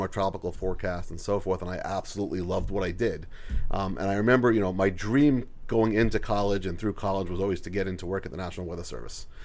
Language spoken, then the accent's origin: English; Long Island, New York, United States; moved away; I am from Long Island originally